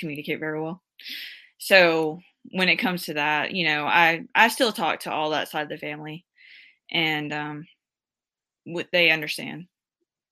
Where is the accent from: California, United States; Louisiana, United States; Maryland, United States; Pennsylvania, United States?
Louisiana, United States; New Orleans; I was born in New Orleans